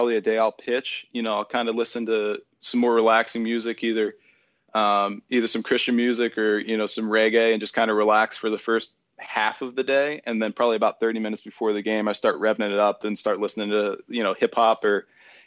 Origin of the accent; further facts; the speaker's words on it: Erie, Pennsylvania, United States; moved away; also born or lived in California; my hometown of Erie, Pennsylvania